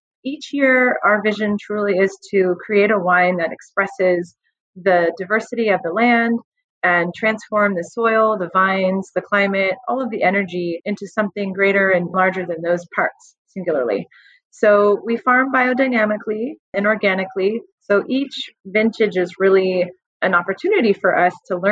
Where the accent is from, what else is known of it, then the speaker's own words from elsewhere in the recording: San Rafael, California, United States; also born or lived in Chicago; I grew up in San Rafael and I ended up moving back here to be closer to my family